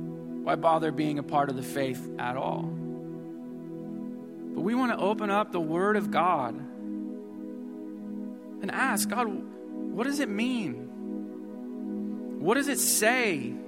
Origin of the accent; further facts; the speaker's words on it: Missouri, United States; moved away as an adult; now in Houston, United States; I was from Missouri.